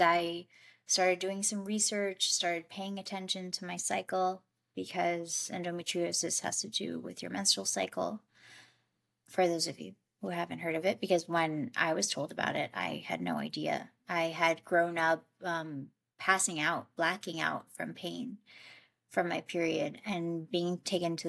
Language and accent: English; New York, United States; moved away as an adult; also born or lived in Colombia; I grew up in New York. And then when I turned 24, I moved to Colombia to start my own nonprofit.